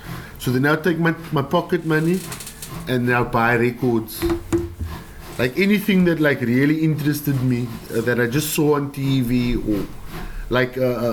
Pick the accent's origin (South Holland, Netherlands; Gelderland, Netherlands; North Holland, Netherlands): South Holland, Netherlands; Delft; English is a second language; Growing up in Delft, we didn't have like a CD player when like CD players came out.